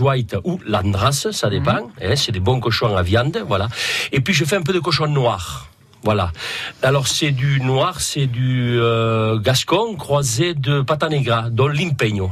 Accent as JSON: {"language": "French", "town": "Palau-del-Vidre", "region": "Occitania", "country": "France", "tie": "born or raised there", "said": "Je suis de Palo del Vidre. Je suis né à Palo del Vidre"}